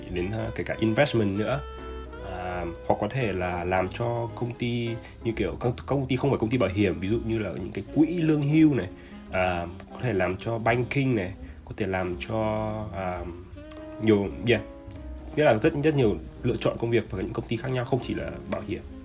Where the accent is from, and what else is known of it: Vietnam